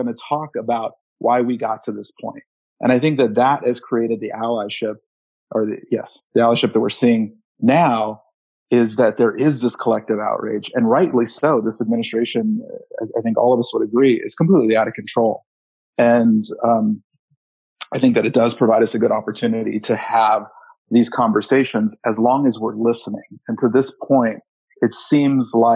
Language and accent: English; Southern California, United States; now in Montana, United States; although I do live in Montana now, I was born and raised in Southern California, kind of all over, but really, my roots, my family's roots are in Los Angeles